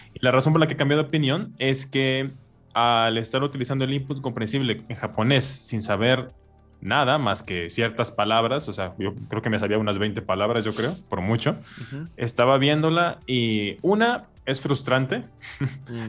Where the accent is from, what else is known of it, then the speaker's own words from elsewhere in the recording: Veracruz, Mexico; first language Spanish; yo soy de Veracruz, en México, que está en la costa